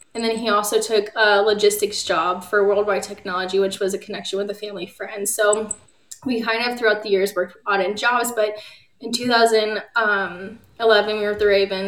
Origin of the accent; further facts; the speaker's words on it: Maryland, United States; also born or lived in Puerto Rico / Alabama / Virginia / Florida; And so I was born in Puerto Rico, and then we lived in Alabama, Virginia, Florida, and then Maryland. And Maryland's where I went to high school, 7th through high school